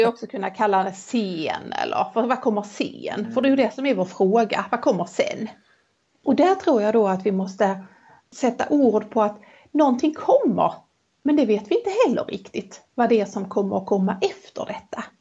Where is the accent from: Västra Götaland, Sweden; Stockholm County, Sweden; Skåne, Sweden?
Skåne, Sweden; Helsingborg; accent: Helsingborg Scanian; den varianten av min Helsingborgsskånska